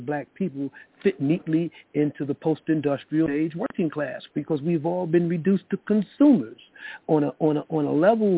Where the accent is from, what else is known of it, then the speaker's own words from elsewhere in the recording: New York City, New York, United States; I grew up in the South Bronx